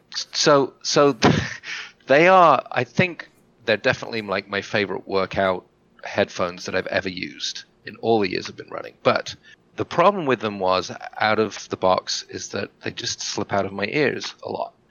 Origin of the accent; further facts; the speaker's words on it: England, United Kingdom; moved away; I get a week in England to see my family